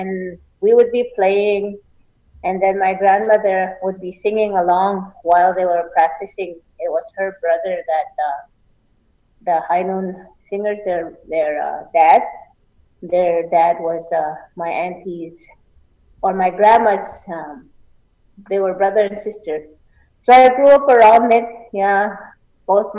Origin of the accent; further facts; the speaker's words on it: Little Pine, Saskatchewan, Canada; now in Onion Lake, Canada; I grew up in Little Pine, Saskatchewan.